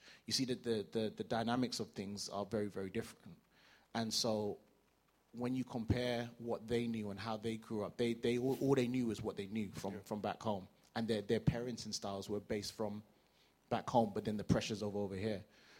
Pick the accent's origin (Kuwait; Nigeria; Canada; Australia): Nigeria; So as a Nigerian, as an academic, as a you know typical African man